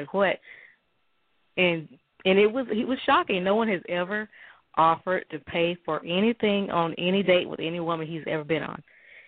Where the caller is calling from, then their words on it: Alabama, United States; I'm calling in from Alabama.